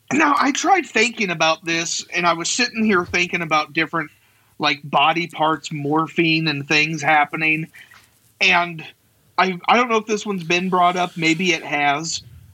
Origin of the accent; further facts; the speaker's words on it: Colorado, United States; Well, I came from Colorado, so I bring the good stuff with me here.